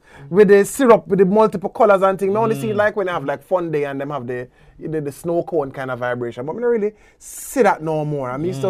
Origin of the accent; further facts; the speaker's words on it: Jamaica; we are Jamaican Dads.